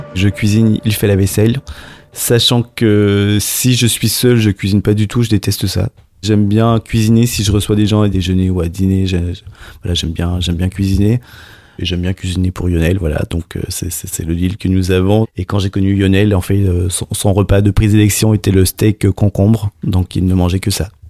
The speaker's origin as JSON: {"language": "French", "town": "Montreal", "region": "Quebec", "country": "Canada", "moved": "as an adult", "lives_now": "Paris, France", "said": "Je suis canadien, donc je suis de Montréal."}